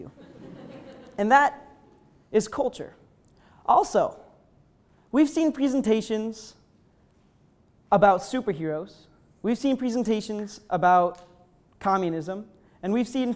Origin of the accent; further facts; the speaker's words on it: upstate New York, United States; I'm from upstate New York